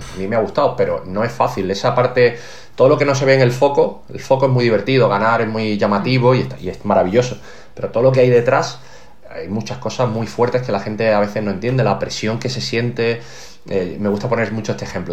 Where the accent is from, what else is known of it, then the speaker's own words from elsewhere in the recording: Málaga, Andalusia, Spain; yo soy un tío de Málaga que ha jugado muchos años en Málaga, rodeado de familia